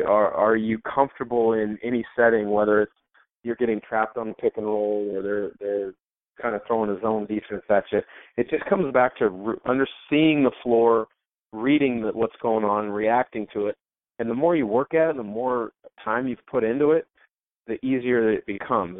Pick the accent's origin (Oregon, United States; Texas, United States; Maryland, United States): Oregon, United States; Portland; growing up in Portland.